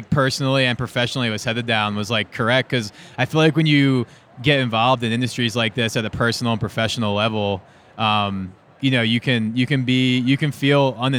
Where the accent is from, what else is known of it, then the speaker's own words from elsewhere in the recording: New Jersey, United States; I was kind of sheltered growing up in South Jersey